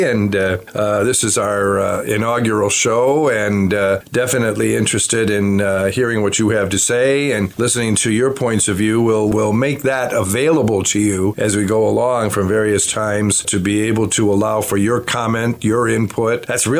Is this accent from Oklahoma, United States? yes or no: no; Chicago, Illinois, United States; now in La Crosse, United States; I was born in Chicago, June 17th, 1950, in the city of Chicago. I was born and raised in the city, so I'm not one of those suburban kids.